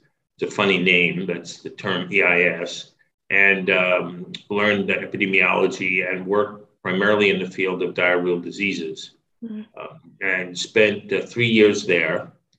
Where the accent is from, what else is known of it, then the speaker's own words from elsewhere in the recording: Long Island, New York, United States; moved away as an adult; also born or lived in Brooklyn, New York City / Massachusetts; I was born in Brooklyn, in New York City, lived there for the first 5 years of my life. And then my family moved out to Long Island, where I spent the rest of my youth.